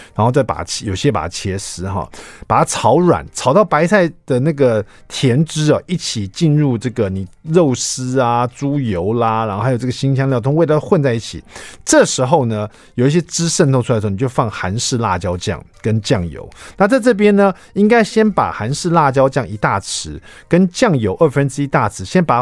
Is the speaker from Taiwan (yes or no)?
yes; Taiwan; 我们台湾人